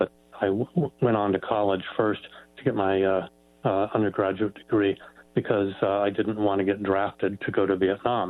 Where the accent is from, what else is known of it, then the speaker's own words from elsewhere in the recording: Claremont, California, United States; also born or lived in Carmichael, California / Bay Area, California; now in Grass Valley, United States; I grew up as a kid in Southern California in Claremont